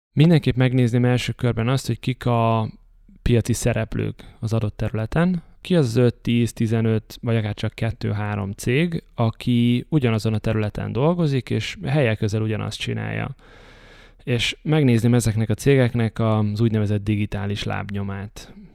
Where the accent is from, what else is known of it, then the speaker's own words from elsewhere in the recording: Debrecen, Hajdú-Bihar, Hungary; moved away as an adult; Debrecenben nagyon sokat hívnak vissza, ahol születtem meg, iskolába jártam, gimnázium végéig.